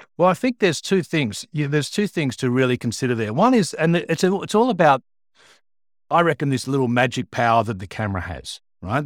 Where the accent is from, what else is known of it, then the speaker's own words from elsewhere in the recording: Sydney, New South Wales, Australia; born and bred in Sydney, uh, and, uh, I grew up in, uh, Pennant Hills in the northwest